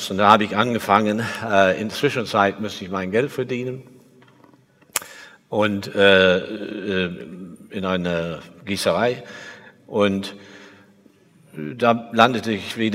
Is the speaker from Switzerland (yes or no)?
no; England, United Kingdom; German is a second language; also born or lived in Liverpool; Ich bin in Liverpool geboren in 1949, bin als nur äh, drei Monate später weitergereist, habe keine nostalgische Erinnerung an die … oder irgendwas. Mein Vater war Flugzeugingenieur in der Luftfahrtindustrie und wir sind sehr viel umgezogen. Ich war in sieben Schulen in England